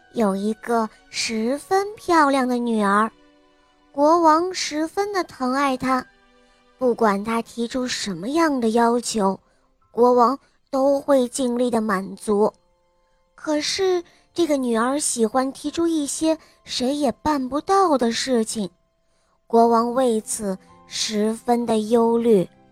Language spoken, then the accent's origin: Chinese; United States; Chinese is a second language; 我今年五岁了，我来自美国